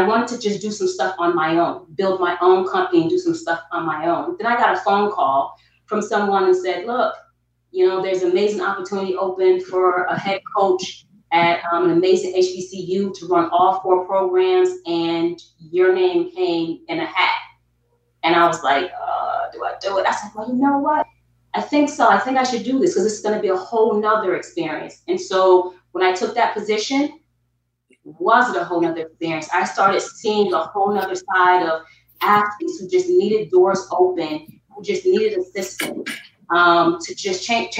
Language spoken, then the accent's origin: English; Albany, New York, United States; moved away as an adult; also born or lived in South Carolina; now in Atlanta, United States; I am born and raised in Albany, New York.